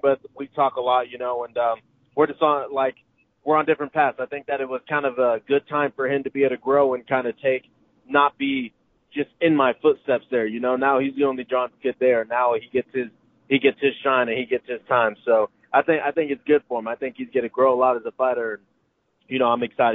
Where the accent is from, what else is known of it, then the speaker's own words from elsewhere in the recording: Kansas, United States; moved away; I'm originally from the Kansas area